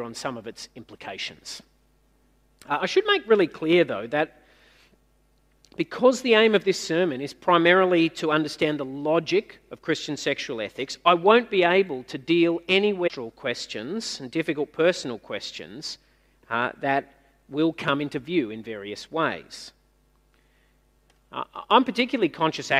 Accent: Newcastle, New South Wales, Australia; now in Sydney, Australia; where I grew up in Newcastle in the 80s

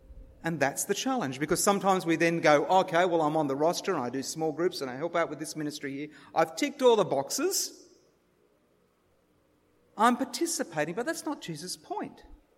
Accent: Sarawak, Malaysia; And one of the personal things is that I grew up in Malaysia, in Sarawak.

